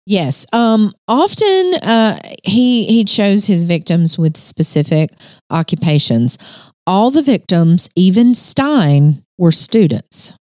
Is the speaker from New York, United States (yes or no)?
no; Alabama, United States; I'm from Alabama